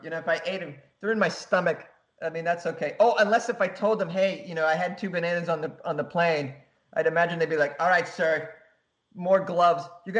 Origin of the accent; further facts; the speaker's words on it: Japan; I thought, well, I'm from Japan. They're gonna take my temperature.